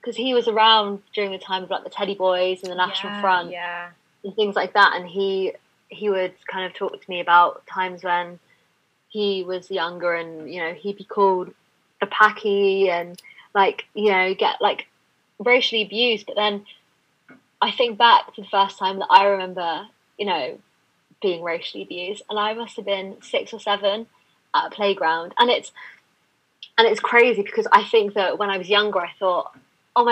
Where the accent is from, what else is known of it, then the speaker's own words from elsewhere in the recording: London, United Kingdom; I've been born and raised in London and I live in London now.